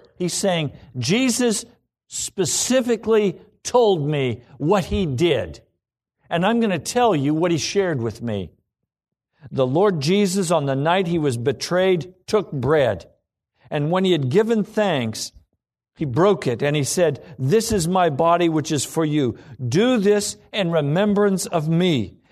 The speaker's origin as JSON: {"language": "English", "country": "United States", "said": "Everything I've been taught as an American"}